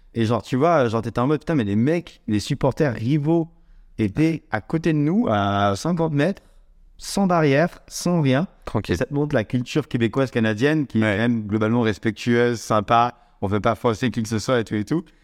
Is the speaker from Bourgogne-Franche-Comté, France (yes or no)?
no; Saint-Étienne, Auvergne-Rhône-Alpes, France; j'ai grandi vers Saint-Étienne